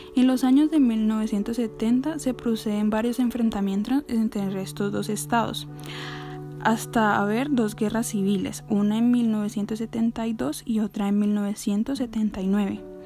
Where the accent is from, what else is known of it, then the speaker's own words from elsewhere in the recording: Colombia; las oportunidades que tengo aquí en mi país, en Colombia